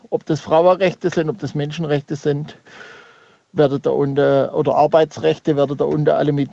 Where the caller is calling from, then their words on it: Schandorf, Burgenland, Austria; Aus Schandorf.